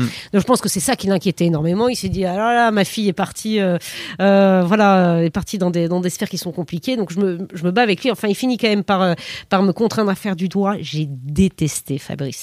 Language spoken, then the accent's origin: French; Périgueux, Nouvelle-Aquitaine, France; j'ai grandi en province, à Périgueux, en, Dordogne.